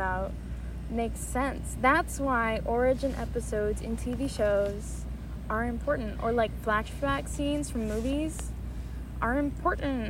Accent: United States; I'm not Italian. I'm from America.

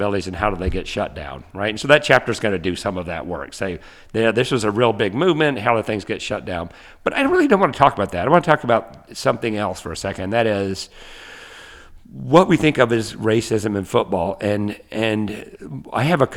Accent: the South, United States; growing up in the South

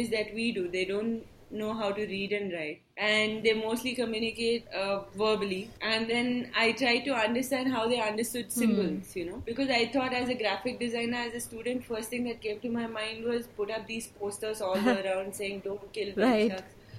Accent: Bangalore, Karnataka, India; first language Tulu; English is a second language; I grew up in Bangalore, so I'm very comfortable in Kannada.

